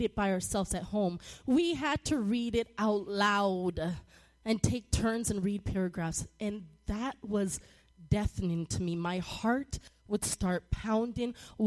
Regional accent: Toronto, Ontario, Canada; moved away; I grew up in Toronto, Canada, and we called it junior high in seventh and eighth grade.

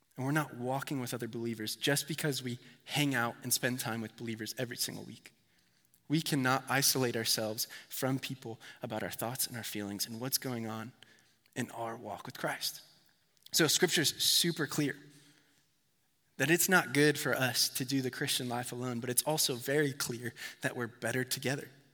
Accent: Connecticut, United States; I'm from Connecticut

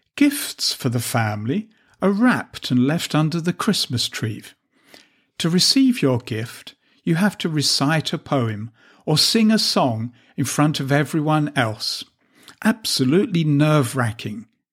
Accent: England, United Kingdom; moved away as an adult; also born or lived in Latvia; now in Riga, Latvia; my home country of England.

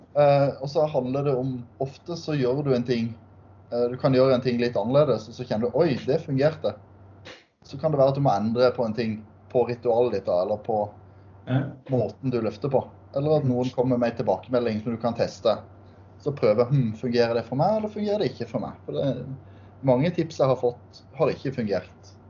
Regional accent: Sørlandet, Southern Norway, Norway; der jeg kommer fra på Sørlandet

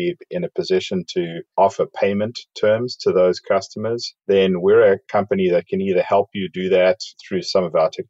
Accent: South Africa; moved away as an adult; also born or lived in Dallas, United States; now in Overland Park, United States; I grew up in South Africa.

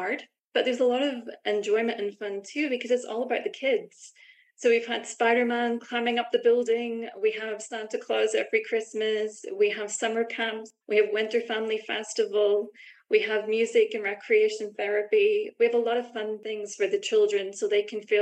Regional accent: Belfast, Northern Ireland, United Kingdom; moved away as an adult; also born or lived in London, United Kingdom; now in Vancouver, Canada; as you can probably tell from my accent, I'm from Belfast, Northern Ireland originally.

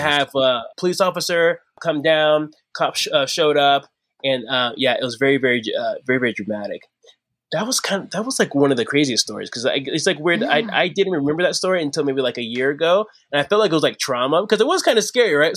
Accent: Arizona, United States; I'm from Arizona.

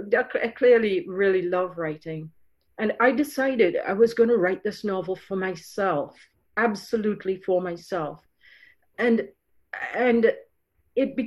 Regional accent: Trinidad & Tobago; moved away as an adult; also born or lived in Ireland; now in Canada; I grew up in Trinidad. I went from Ireland to Trinidad when I was 3 months old. And then I moved to Canada when I was 19 for university, and then 23 to live here fully.

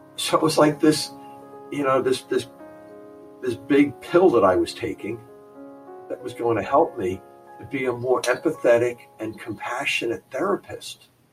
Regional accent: New Jersey, United States; my family of origin growing up in New Jersey

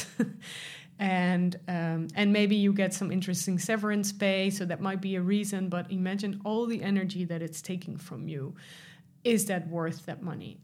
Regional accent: Netherlands; I'm from the Netherlands

